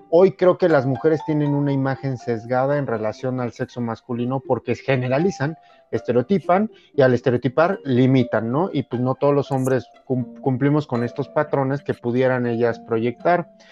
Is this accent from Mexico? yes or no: yes; Mexico